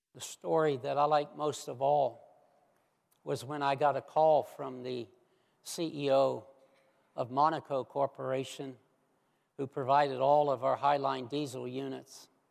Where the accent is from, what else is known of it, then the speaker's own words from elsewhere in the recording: United States; the country that I grew up